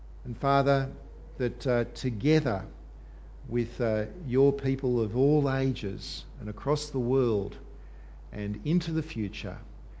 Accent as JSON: {"language": "English", "country": "Australia", "said": "us as Australian Christians"}